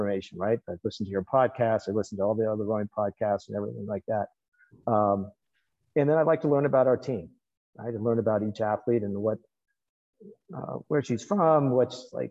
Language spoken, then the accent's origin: English; Sonoma County, Northern California, United States; I'm from Northern California originally, from Sonoma County area